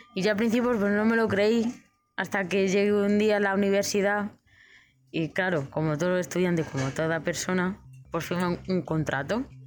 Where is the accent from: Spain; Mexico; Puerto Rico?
Spain; Madrid, Community of Madrid; de Madrid, y nada, que tengo 23 años